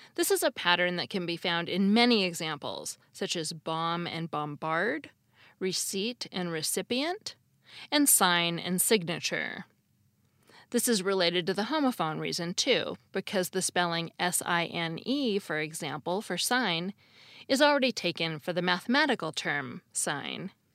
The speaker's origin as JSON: {"language": "English", "country": "United States", "said": "As an American"}